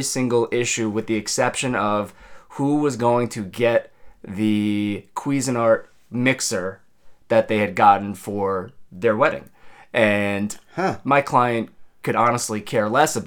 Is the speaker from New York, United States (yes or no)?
yes; Long Island, New York, United States; moved away as an adult; also born or lived in Queens; now in New Jersey, United States; I grew up on Long Island